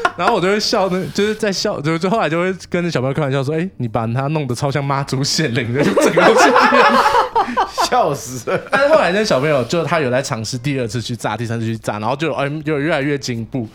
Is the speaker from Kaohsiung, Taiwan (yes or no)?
no; Taipei, Taiwan; 我来，我来，哎，两三岁之后就搬到万华来了